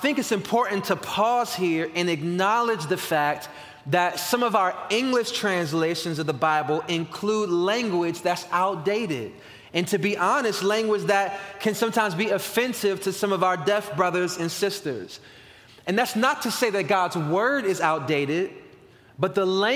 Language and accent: English; Washington, District of Columbia, United States; the church I grew up in Northeast Washington, D.C., where my dad still pastors today